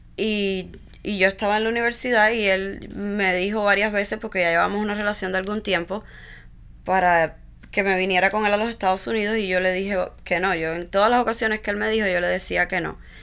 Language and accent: Spanish; Villa Clara, Cuba; moved away as an adult; now in United States; nací en Cuba, en una de las provincias centrales de la isla, en, Villa Clara. Eh, mi infancia fue pues como la de cualquier niño cubano